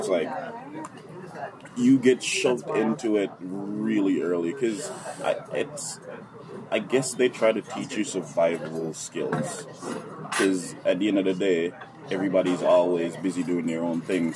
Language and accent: English; Jamaica; now in United States; growing up in Jamaica